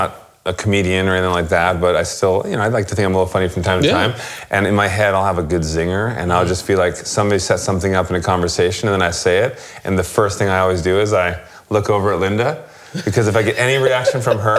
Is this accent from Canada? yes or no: yes; Canada; as a Canadian